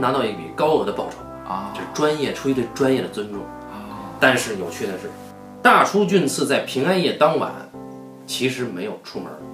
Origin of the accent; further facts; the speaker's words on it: Beijing, China; accent: Beijing dialect; 我们北京话叫半大小子